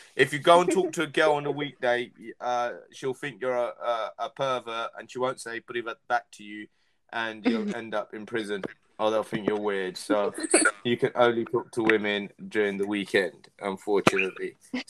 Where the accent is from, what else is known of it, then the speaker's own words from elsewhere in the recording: East of England, United Kingdom; I speak because I'm from Essex, and we speak things like Cockney rhyming slang.